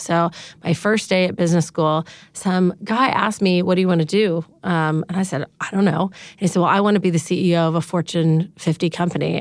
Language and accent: English; Dallas, Texas, United States; moved away as an adult; also born or lived in California; I grew up in Dallas, Texas